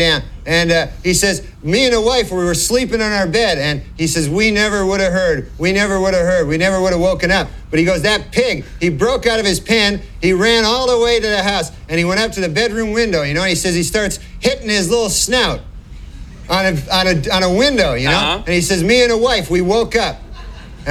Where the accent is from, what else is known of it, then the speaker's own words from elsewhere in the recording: Monkland, Ontario, Canada; moved away; I'm from a little town. It's called Monkland